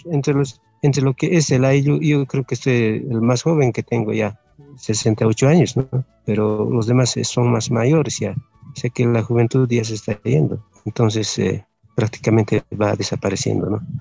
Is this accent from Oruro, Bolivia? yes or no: yes; Ayllu San Agustín de Puñaca, Poopó municipality, Ayuracari community, Oruro, Bolivia; soy del Ayu San Agustín de Puñaca, ah, del municipio de Popó y de la comunidad de Ayuracari